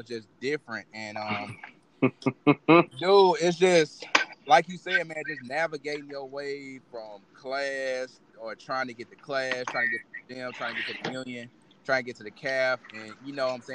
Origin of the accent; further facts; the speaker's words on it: Mississippi, United States; we grew up here in Mississippi